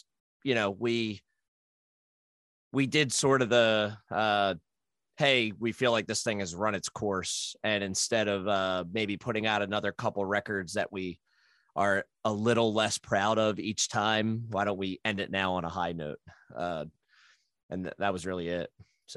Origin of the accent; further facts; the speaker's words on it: New Jersey, United States; moved away as an adult; now in Philadelphia, United States; I'm in Philly now, but I grew up in Jersey and spent a lot of time there.